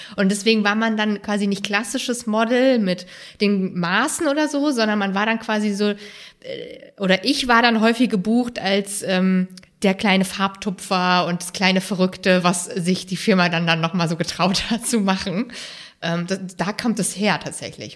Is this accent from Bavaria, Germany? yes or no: no; Rhein-Main area, suburb of Frankfurt am Main, Hesse, Germany; also born or lived in Halle an der Saale; in diesem speziellen Teil von Hessen, wo ich groß geworden bin, im Rhein-Main-Gebiet, in einem Vorort von Frankfurt am Main